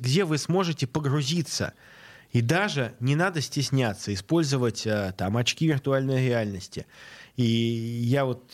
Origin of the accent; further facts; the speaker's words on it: Saint Petersburg, Russia; я ленинградец, моя мама ленинградка